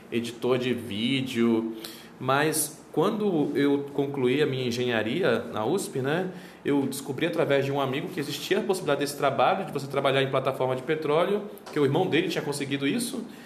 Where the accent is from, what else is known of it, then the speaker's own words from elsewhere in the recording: Belém, Pará, Brazil; tenho 34 anos, sou de Belém do Pará